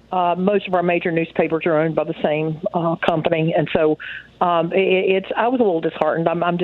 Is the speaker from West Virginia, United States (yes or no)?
yes; Charleston, West Virginia, United States; I am from West Virginia, from Charleston.